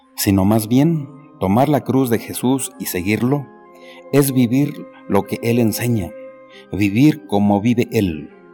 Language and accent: Spanish; Jiquipilco, State of Mexico, Mexico; soy del pueblo de San Felipe y Santiago, Jiquipilco, México, y párroco del mismo pueblo